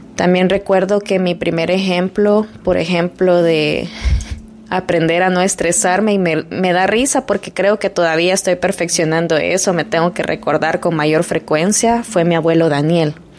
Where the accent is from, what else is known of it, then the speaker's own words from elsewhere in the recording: El Salvador; moved away; yo soy de Salvador